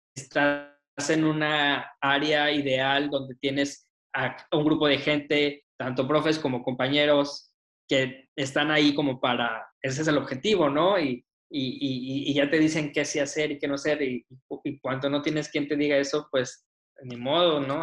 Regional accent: Saltillo, Coahuila, Mexico; moved away as an adult; also born or lived in Mexico City / Nuevo León; now in Monterrey, Mexico; yo crecí en Saltillo

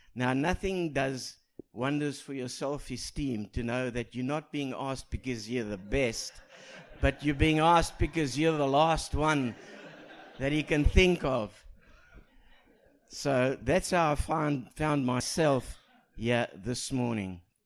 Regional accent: South Africa; moved away; I speak proper English with an accent because I come from South Africa.

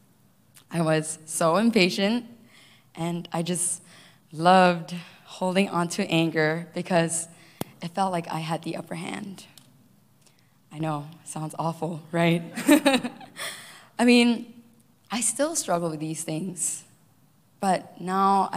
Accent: Malaysia; moved away as an adult; also born or lived in Cupertino, United States / Hawaii, United States; now in United States; I was born and raised in Malaysia, moved all the way here to the U.S.

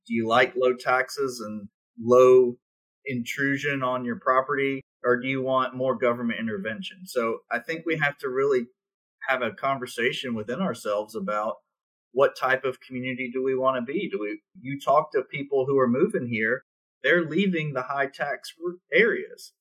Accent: South Carolina, United States; I grew up in South Carolina when textiles left the state, when the Navy left Charleston

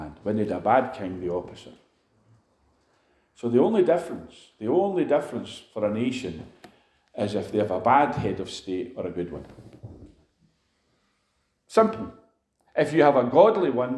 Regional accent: Edinburgh, Scotland, United Kingdom; now in Glasgow, United Kingdom; I come from Edinburgh. I was born in Edinburgh.

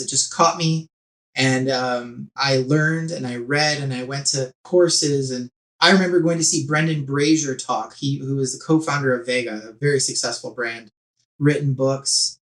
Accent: Whitby, Ontario, Canada; I grew up in Whitby, Ontario

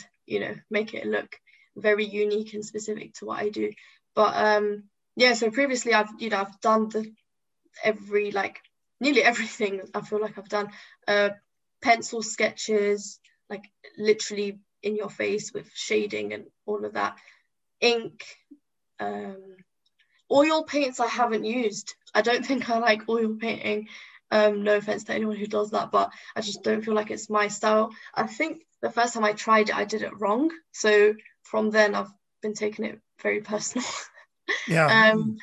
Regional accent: London, United Kingdom; also born or lived in Tripoli, Libya / Yefren, Libya; I was raised in London. You know, I came when I was two. Raised in London

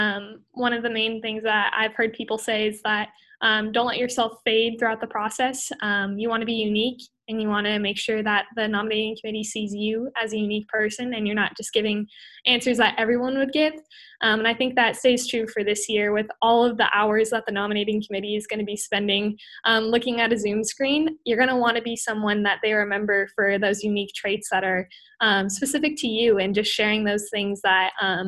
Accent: Montana, United States; serving this year as a Central Region Vice President from the state of Montana

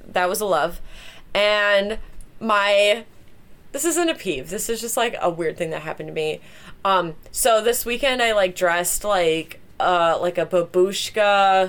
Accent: Las Vegas, Nevada, United States; My friend who I grew up with in Las Vegas.

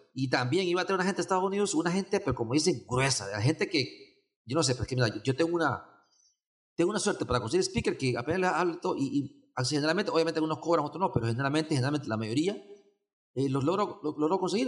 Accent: Honduras; now in Costa Rica; yo soy de Honduras, este, Vivo en Costa Rica desde el 93

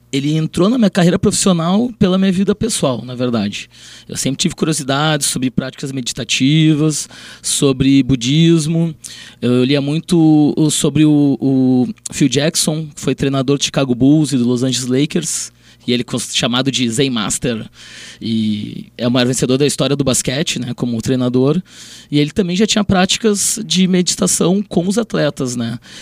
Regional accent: Porto Alegre, Rio Grande do Sul, Brazil; Eu sou de Porto Alegre, no momento estou atuando lá

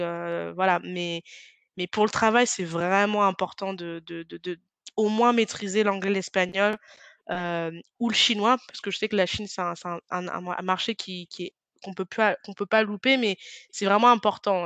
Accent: France; quand on vient de France

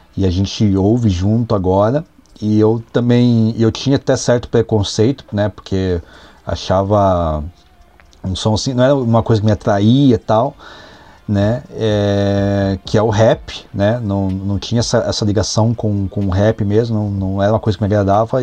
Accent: Brazil; sou brasileiro

